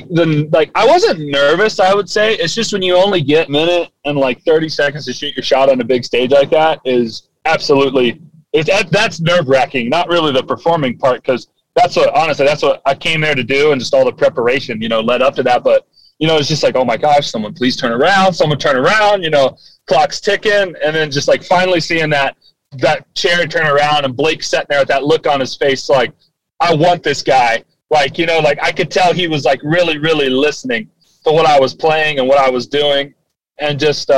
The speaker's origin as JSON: {"language": "English", "town": "Gallipolis", "region": "Ohio", "country": "United States", "tie": "born or raised there", "said": "I was in my hometown, Galpolis."}